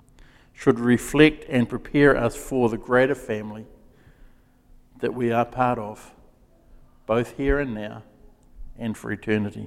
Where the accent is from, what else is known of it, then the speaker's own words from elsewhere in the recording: Gisborne, New Zealand; moved away as an adult; also born or lived in Wellington; it was a small town that I grew up in, growing up in Gisborne